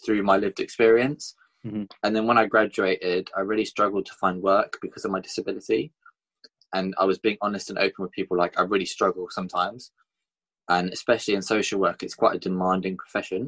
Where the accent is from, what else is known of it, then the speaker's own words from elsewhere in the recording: Bournemouth, South West England, United Kingdom; my hometown in Bournemouth